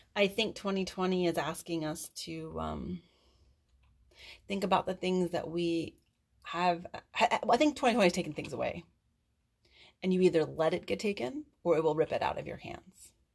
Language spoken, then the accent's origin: English; East Coast, United States; I'm from the East Coast.